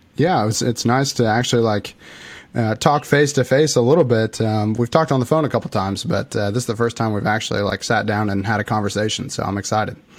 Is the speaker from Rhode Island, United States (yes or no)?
no; Illinois, United States; I'm actually from Illinois. I live right in the middle of Illinois, uh, very very tiny town